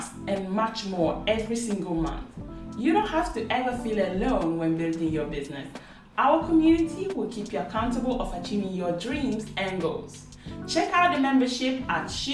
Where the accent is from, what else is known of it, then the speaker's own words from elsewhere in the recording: Italy; I'm Ghanaian as well. But yeah, I was born in Italy, so I kind of like don't really have a strong connection with Ghana